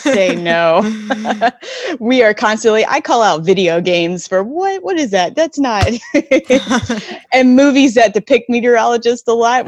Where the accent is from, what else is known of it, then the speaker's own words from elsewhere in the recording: North Carolina, United States; now in West Coast, United States; I grew up in North Carolina